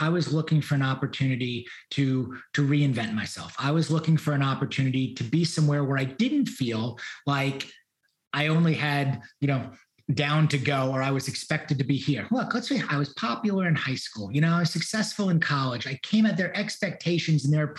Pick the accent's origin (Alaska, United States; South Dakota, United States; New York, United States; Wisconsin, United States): New York, United States; moved away as an adult; also born or lived in Miami; now in Houston, United States; I wanted to leave New York. New York doesn't have the best memories or history for me